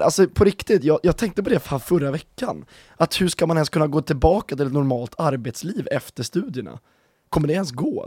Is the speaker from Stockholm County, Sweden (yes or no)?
yes; Stockholm County, Sweden; moved away; jag är ju från eh, Stockholmsregionen. Eh, norr om Stockholm